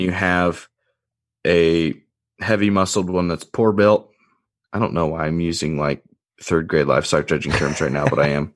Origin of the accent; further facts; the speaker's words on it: Indiana, United States; now in Illinois, United States; going back home to Indiana